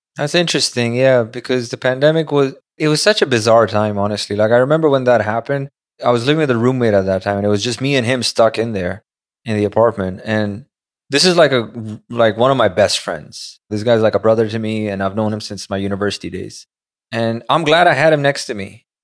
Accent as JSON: {"language": "English", "town": "Karachi", "region": "Sindh", "country": "Pakistan", "tie": "born or raised there", "moved": "as an adult", "lives_now": "New York, United States", "said": "I went to school over there, lived, like, twenty years of my life over there. Majority of my life was back home"}